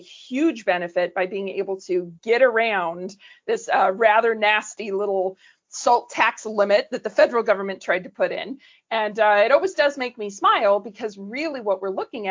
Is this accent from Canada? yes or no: yes; Canada; moved away; I'm originally Canadian.